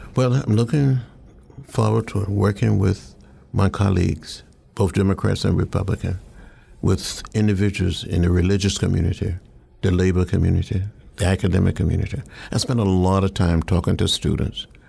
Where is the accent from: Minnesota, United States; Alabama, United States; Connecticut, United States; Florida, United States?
Alabama, United States; also born or lived in Georgia; growing up in Alabama